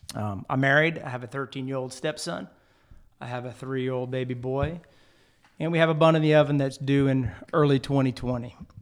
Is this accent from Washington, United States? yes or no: no; Jeff Davis Parish, Louisiana, United States; also born or lived in Lake Charles, Louisiana; I'm also from Lake Charles, uh, but I grew up in Jeff Davis Parish